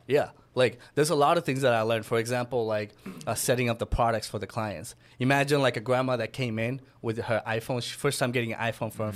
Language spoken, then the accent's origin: English; Miami, Florida, United States; So I'm from Miami. Originally grew up there